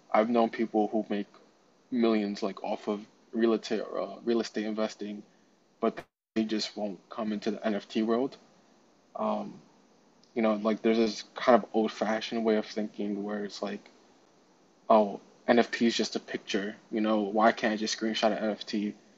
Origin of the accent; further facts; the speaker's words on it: New York City, New York, United States; also born or lived in Queens, New York; I'm from Brooklyn.